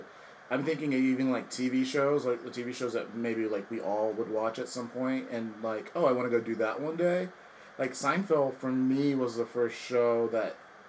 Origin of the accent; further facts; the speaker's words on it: the South, United States; now in Los Angeles, United States; I grew up in the South